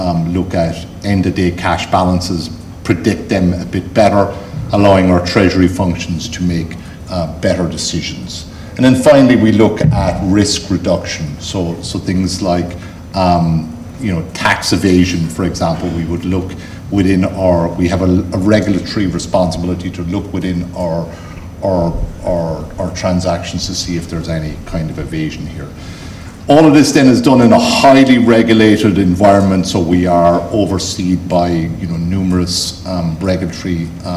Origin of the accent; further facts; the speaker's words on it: Cork, Munster, Ireland; accent: Cork; I've got my best Cork accent.